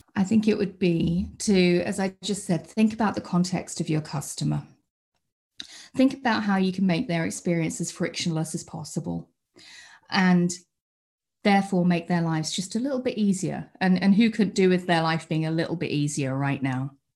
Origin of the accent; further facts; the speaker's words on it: United Kingdom; accent: British; you might be able to tell by the accent that I'm British. I, uh, I live over in the U K